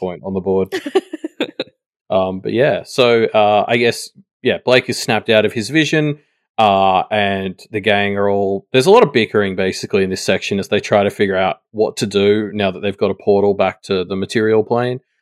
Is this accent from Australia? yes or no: yes; Australia; as an Australian